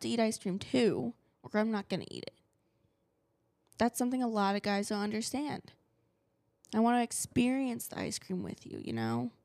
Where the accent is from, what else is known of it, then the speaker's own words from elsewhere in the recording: New Jersey, United States; I'm from New Jersey.